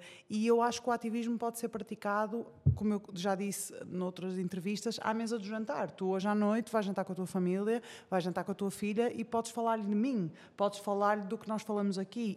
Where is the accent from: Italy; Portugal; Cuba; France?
Portugal; Porto, Norte; sou do Porto, não é? É fácil reparar pelo meu sotaque